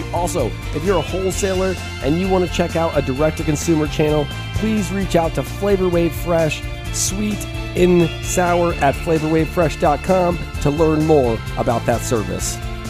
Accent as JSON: {"language": "English", "town": "Vista", "region": "California", "country": "United States", "tie": "born or raised there", "also_born_or_lived": "Orange, California / Oceanside, California", "said": "I was born and raised in a little town outside of San Diego, Vista. I was born in Orange, California. So Southern California is my hometown."}